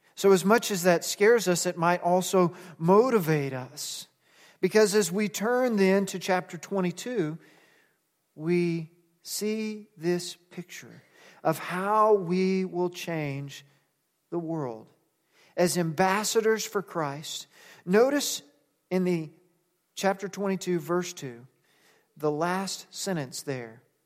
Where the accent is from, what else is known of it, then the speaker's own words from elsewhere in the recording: United States; we're American